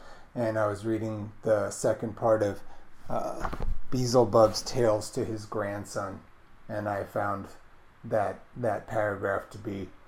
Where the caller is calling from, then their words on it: Baltimore, Maryland, United States; I'm calling from Baltimore